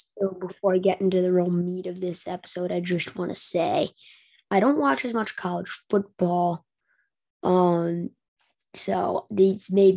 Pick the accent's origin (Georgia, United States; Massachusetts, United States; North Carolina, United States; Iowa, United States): North Carolina, United States; I'm from North Carolina